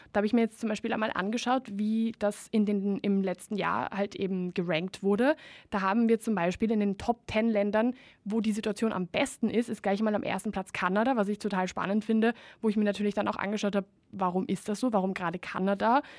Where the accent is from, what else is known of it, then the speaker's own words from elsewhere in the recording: Spain; moved away; ich bin ja ursprünglich Spanierin